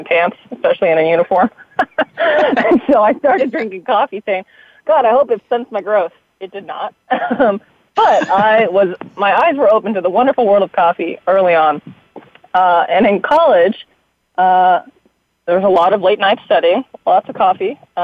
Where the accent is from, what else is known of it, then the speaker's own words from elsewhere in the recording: Seattle, Washington, United States; moved away as an adult; also born or lived in San Francisco; Born and raised in the Seattle area.